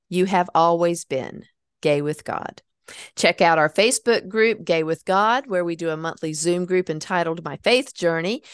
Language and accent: English; North Carolina, United States; my hometown